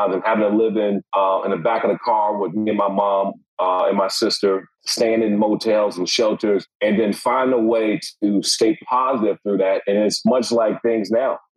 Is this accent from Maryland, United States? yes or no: yes; Prince George's County, Maryland, United States; I grew up in Prince George's County, Maryland